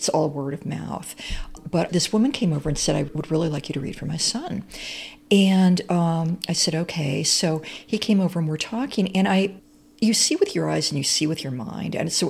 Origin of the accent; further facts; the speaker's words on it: Champaign, Illinois, United States; Well, I grew up in Champaign-Urbana.